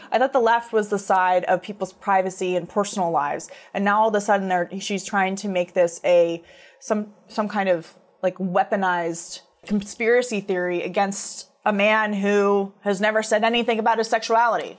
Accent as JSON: {"language": "English", "country": "United States", "said": "as Americans"}